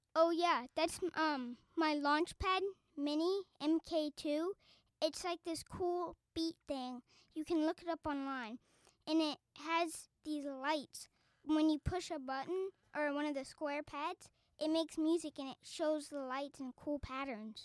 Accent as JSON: {"language": "English", "town": "Arlington", "region": "Texas", "country": "United States", "moved": "yes", "said": "I'm from Arlington, Texas"}